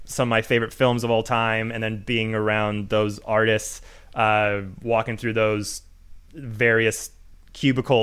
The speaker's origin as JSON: {"language": "English", "town": "Vancouver", "region": "British Columbia", "country": "Canada", "said": "I'm from Vancouver, Canada."}